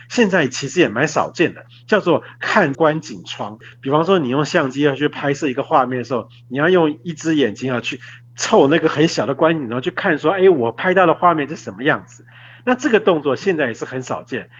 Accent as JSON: {"language": "Chinese", "country": "Taiwan", "said": "我们台湾人啊，应该比较不会看到"}